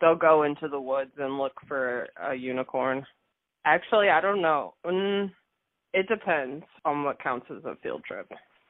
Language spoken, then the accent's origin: English; London, United Kingdom; I'm from London. So, yeah, he's a Brit.